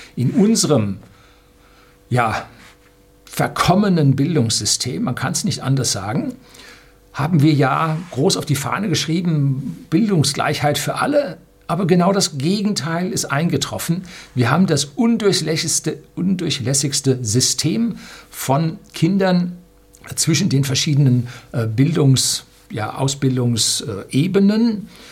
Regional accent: Germany; bei uns in Deutschland

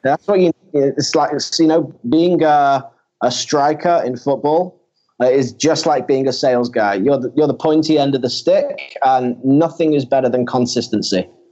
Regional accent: Manchester, North West England, United Kingdom; now in Tel Aviv, Israel; I'm actually from uh, Manchester in the UK

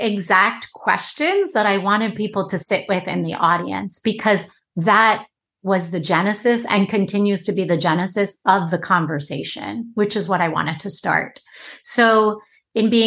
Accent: Long Island, New York, United States; I ended up back on Long Island from New York City, working at the local diner in my hometown

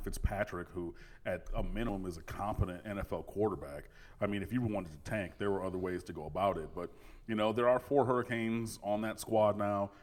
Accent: Detroit, Michigan, United States; I'm from Detroit and I'm cursed with the affliction of being a Lions fan

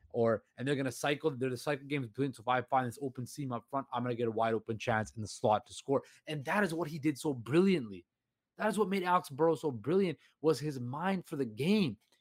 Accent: Vancouver, British Columbia, Canada; I can be anywhere in the world, but you can never take Vancouver out of me

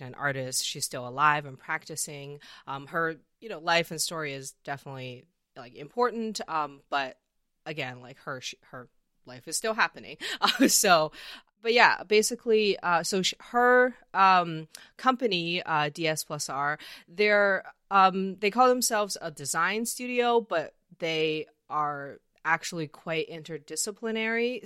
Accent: Canada; I'm from Canada

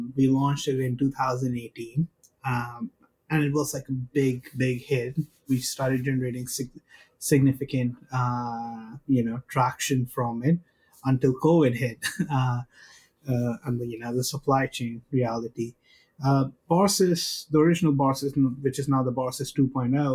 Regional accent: India; I come from India.

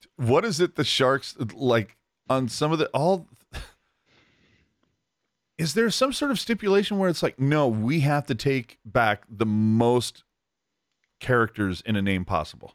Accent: Bay Area, California, United States; I, I grew up in the Bay Area, ugh, the Bay Area.

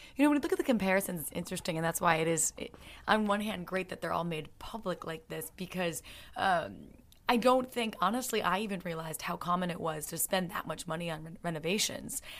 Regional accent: United States; I'm the American in the group

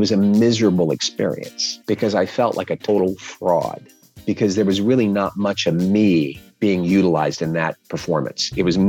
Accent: Louisa, Kentucky, United States; also born or lived in New York; now in Los Angeles, United States; I'm originally from Louisa, Kentucky. I currently live in Los Angeles and in New York. I split my time.

